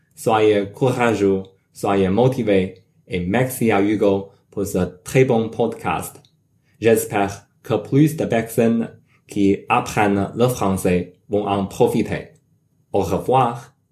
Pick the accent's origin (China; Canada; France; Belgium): China; French is a second language; now in United States; Je suis chinois, mais j'habite et travaille comme un ingénieur logiciel aux États-Unis